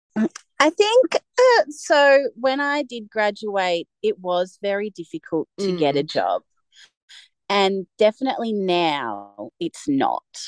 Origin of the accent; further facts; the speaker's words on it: Mornington Peninsula, Victoria, Australia; I grew up in Victoria on the Mornington Peninsula which is a coastal area like one and a half hours south of Melbourne CBD. I spent all of my childhood there.